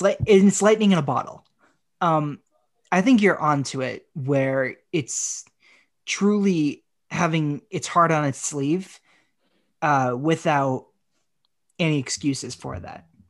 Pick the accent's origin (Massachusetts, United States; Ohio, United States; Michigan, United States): Massachusetts, United States; Haverhill; my hometown of Haverhill